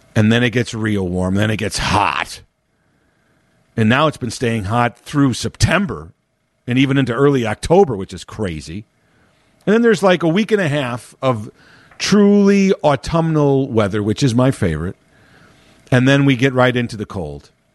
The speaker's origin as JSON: {"language": "English", "town": "Chicago", "region": "Illinois", "country": "United States", "tie": "born or raised there", "said": "born and raised in Chicago, been living, uh, always around the city"}